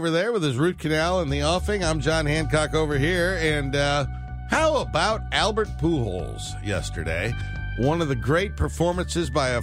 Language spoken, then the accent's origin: English; England, United Kingdom; I'm English